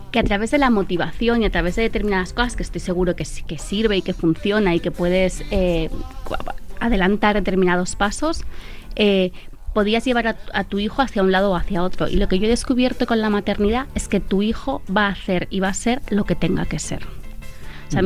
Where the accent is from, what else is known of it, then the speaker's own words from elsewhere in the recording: Italy; now in Spain; yo soy italiana